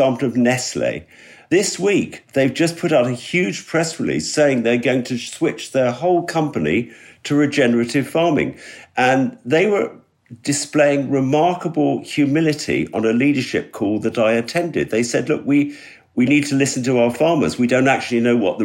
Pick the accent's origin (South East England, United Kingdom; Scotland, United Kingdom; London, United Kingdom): London, United Kingdom; moved away as an adult; now in West Wales, United Kingdom; I grew up in London.